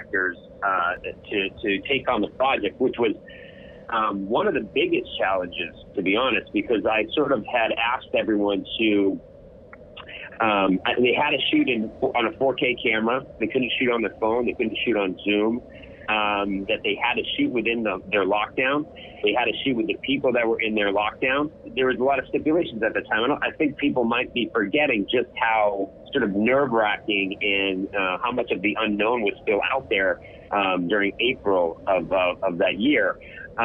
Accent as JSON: {"language": "English", "region": "New York", "country": "United States", "said": "I'm a New Yorker"}